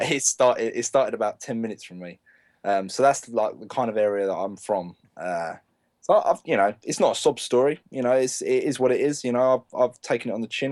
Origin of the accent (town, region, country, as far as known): England, United Kingdom